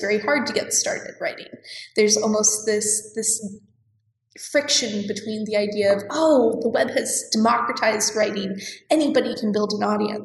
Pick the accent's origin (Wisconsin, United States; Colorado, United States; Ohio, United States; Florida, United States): Colorado, United States; moved away as an adult; also born or lived in Tulsa, Oklahoma; I grew up in Colorado, and I grew up in a family that is almost entirely entrepreneurs